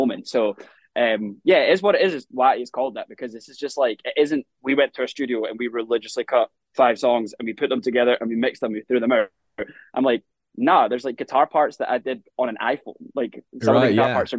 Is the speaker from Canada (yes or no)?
no; South Queensferry, Scotland, United Kingdom; moved away as an adult; now in Nashville, United States; So I grew up in a little town called South Queens Ferry